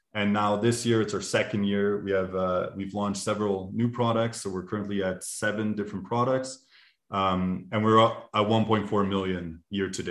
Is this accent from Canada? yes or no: yes; Canada; now in Munich, Germany; So we're both Canadian, but we're living in Germany, actually. We're living in Munich.